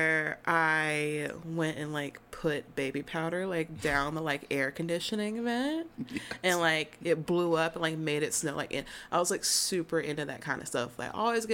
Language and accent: English; Vanceboro, North Carolina, United States; born or raised there; moved away as an adult; also born or lived in New Bern, North Carolina / Cove City, North Carolina / Greensboro, North Carolina; now in Raleigh, United States